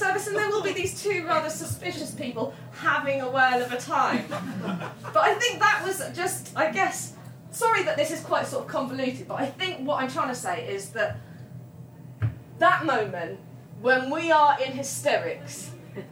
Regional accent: England, United Kingdom; we're very English, me and my friend

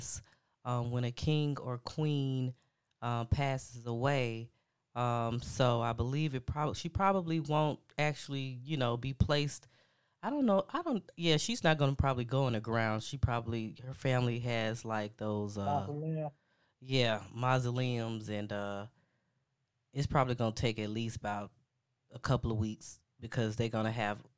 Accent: United States; I'm an American

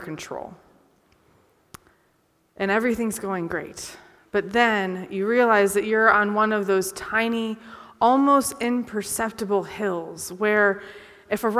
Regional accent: Conneaut, Ohio, United States; I grew up in Conneaut, Ohio

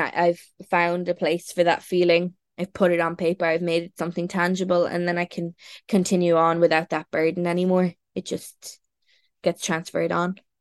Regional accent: Ireland; I'm an Irish person

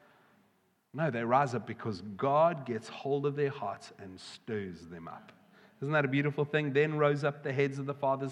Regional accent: South Africa; now in United Kingdom; I've got to, as a South African

